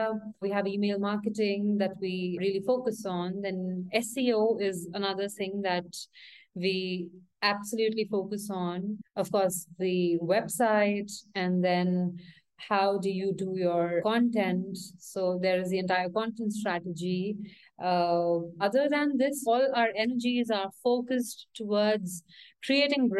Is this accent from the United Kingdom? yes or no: no; India; now in Mexico City, Mexico; I'm from India, currently based out of Mexico City